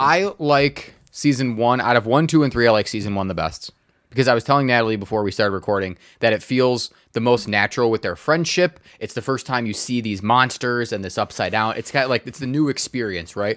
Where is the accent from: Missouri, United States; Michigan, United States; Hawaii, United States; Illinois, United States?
Michigan, United States; Redford; my house growing up in Redford